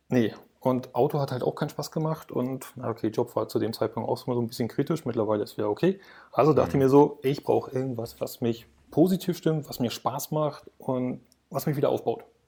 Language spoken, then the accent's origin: German; Berlin, Germany; ich komme aus Berlin